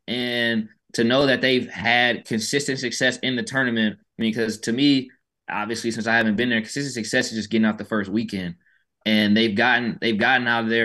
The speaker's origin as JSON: {"language": "English", "town": "Atlanta", "region": "Georgia", "country": "United States", "moved": "as an adult", "lives_now": "Houston, United States", "said": "I'm from Atlanta and I've lived in Houston these past four years."}